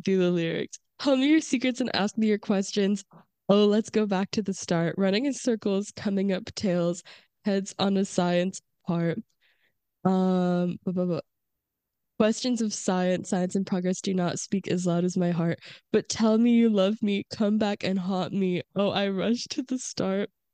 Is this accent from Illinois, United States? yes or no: no; Florida, United States; we're from Florida